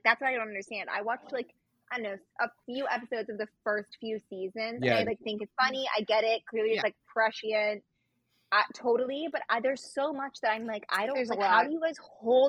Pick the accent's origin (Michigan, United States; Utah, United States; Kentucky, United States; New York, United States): Utah, United States; moved away; I grew up in Utah where Footloose was filmed.